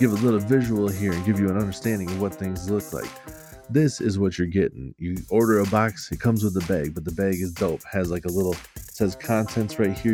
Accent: Minnesota, United States; I'm Minnesotan for sure

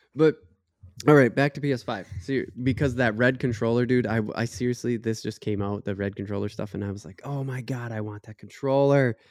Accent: United States; as an American

